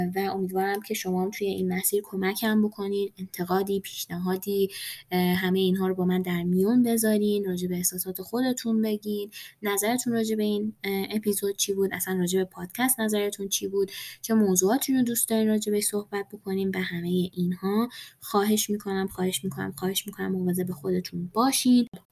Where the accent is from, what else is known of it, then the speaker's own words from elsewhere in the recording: Iran; ایرانی هستیم و وطنمون برمون مهمه